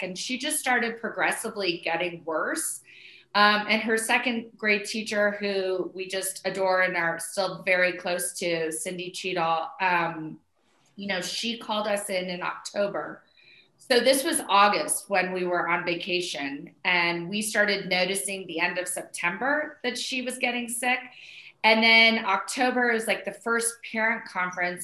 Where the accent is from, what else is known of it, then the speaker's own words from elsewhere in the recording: Denver, Colorado, United States; also born or lived in New York City / Southern California; I was born and raised in Denver, Colorado